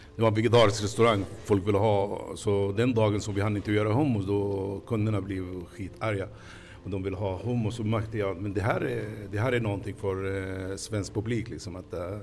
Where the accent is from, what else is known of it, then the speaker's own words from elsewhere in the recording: Palestine; Swedish is a second language; moved away as an adult; now in Stockholm, Sweden; jag kommer från Palestina.